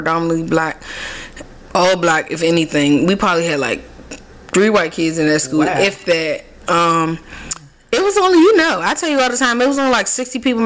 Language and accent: English; Washington, District of Columbia, United States; I take pride in being born and raised in Southeast DC